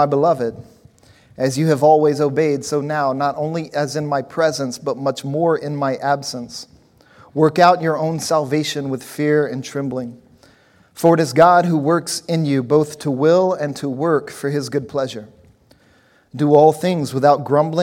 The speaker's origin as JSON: {"language": "English", "region": "Louisiana", "country": "United States", "tie": "born or raised there", "also_born_or_lived": "New Orleans", "said": "different places I lived growing up in Louisiana. I spent some time in New Orleans and some other places"}